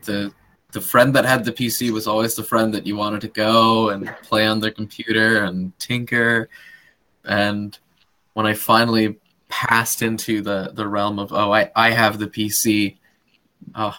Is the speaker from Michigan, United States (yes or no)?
no; near the University of Illinois, United States; there's a little truck stop between the University of Illinois and my hometown